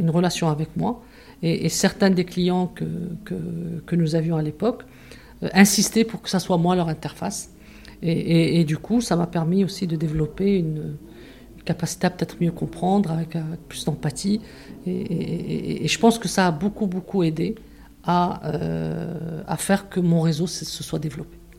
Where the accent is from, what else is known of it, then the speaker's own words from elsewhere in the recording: Casablanca, Casablanca-Settat, Morocco; also born or lived in Tangier / Marrakesh / Toulouse; on est arrivé à Casa, je devais avoir 8-9 euh, ans. Et je suis restée à Casa donc depuis ce moment-là